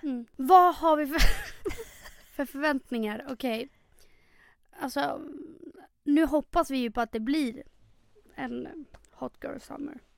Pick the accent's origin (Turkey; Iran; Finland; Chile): Chile; now in Stockholm, Sweden; 26 år, bor i Stockholm. Uppväxt i Chile